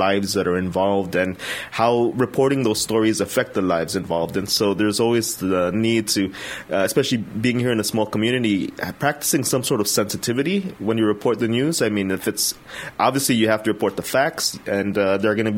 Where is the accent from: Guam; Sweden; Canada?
Guam; I was born and raised on Guam